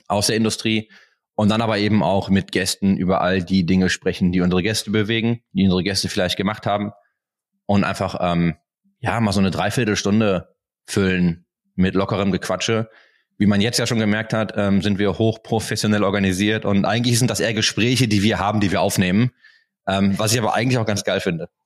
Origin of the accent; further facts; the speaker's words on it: Duisburg, North Rhine-Westphalia, Germany; now in Berlin, Germany; komme ich aus Duisburg. Aus dem wunderschönen Duisburg.